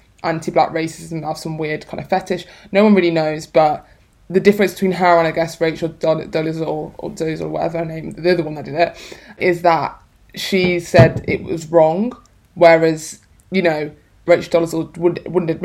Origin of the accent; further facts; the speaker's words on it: Birmingham, West Midlands, United Kingdom; also born or lived in London; now in Manchester, United Kingdom; I'm from Birmingham